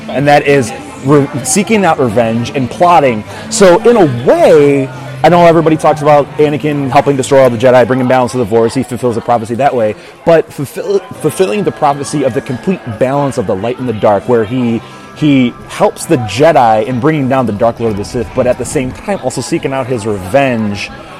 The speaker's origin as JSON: {"language": "English", "town": "Chicago", "region": "Illinois", "country": "United States", "moved": "as an adult", "lives_now": "Texas, United States", "said": "I am from Chicago"}